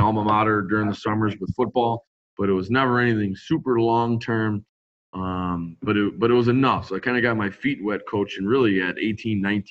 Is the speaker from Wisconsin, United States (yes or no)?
yes; West Allis, Wisconsin, United States; I'm Wisconsin born and raised. I grew up in West Dallas, Wisconsin, which is West Milwaukee, essentially